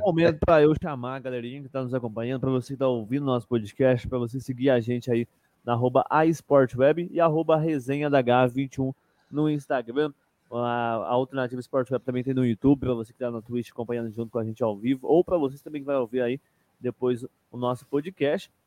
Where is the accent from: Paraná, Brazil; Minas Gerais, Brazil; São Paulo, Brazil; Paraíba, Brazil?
Minas Gerais, Brazil; Eu, como um bom mineiro